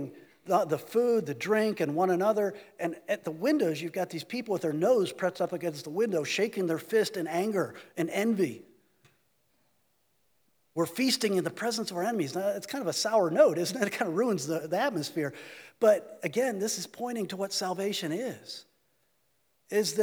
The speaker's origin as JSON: {"language": "English", "country": "United States"}